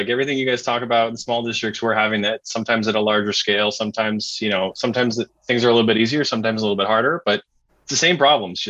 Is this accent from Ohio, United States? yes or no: no; Boston, Massachusetts, United States; Every time I travel somewhere and I say I'm from Boston